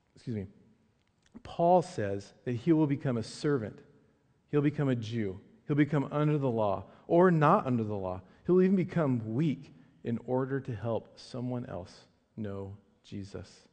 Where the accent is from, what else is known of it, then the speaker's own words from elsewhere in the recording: Medford, Oregon, United States; I grew up in Medford, Southern Oregon.